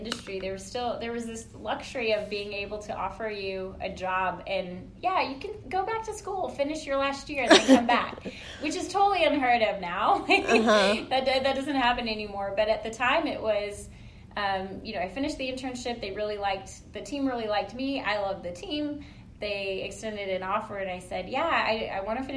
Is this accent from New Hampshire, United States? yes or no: no; San Antonio, Texas, United States; I'm from San Antonio